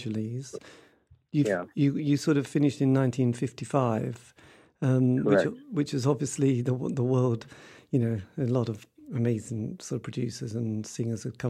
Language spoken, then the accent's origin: English; East Anglia, East of England, United Kingdom; born and raised in the East Anglian region of the UK